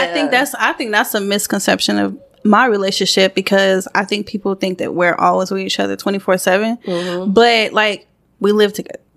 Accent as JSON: {"language": "English", "region": "Georgia", "country": "United States", "tie": "born or raised there", "also_born_or_lived": "St. Croix, US Virgin Islands", "said": "I moved up to Georgia when I think I was about five."}